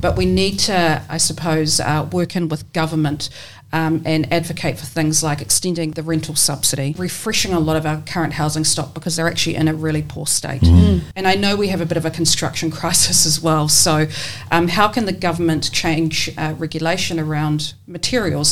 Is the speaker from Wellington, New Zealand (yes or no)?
yes; Porirua, Wellington, New Zealand; also born or lived in Taranaki; now in Wellington, New Zealand; I grew up in Cannons Creek in Porirua and went to Cannons Creek Primary School there